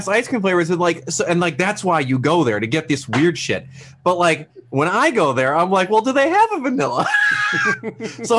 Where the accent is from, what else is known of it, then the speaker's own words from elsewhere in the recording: Wisconsin, United States; moved away; I'm from Wisconsin originally